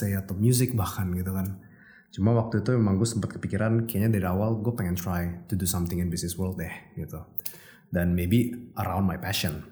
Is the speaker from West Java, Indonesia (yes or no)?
no; Jakarta, Indonesia; gue lahir di Jakarta